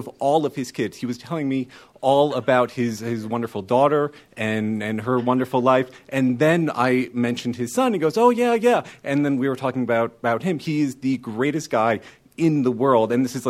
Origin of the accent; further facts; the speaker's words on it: Bloomfield, New Jersey, United States; I'm from Bloomfield, New Jersey.